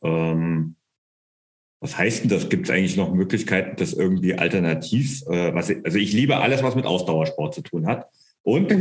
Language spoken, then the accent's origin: German; Bavaria, Germany; bei uns in Bayern